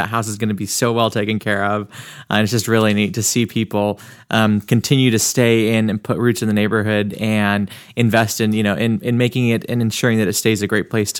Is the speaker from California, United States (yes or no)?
yes; Oleander, California, United States; I grew up in Oleander. My parents have lived there for, I think, like 35 years